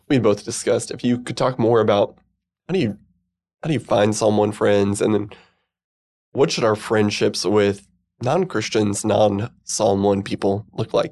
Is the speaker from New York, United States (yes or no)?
no; the Ozarks, Missouri, United States; moved away; I grew up in the Ozarks, and so we just spent all our time outside